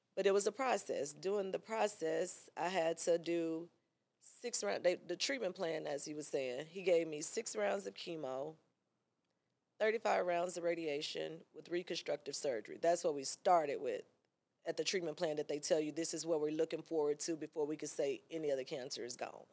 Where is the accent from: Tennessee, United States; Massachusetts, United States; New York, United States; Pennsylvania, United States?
Tennessee, United States; Memphis; moved away as an adult; now in Atlanta, United States; I'm from Memphis, girl. I was hot there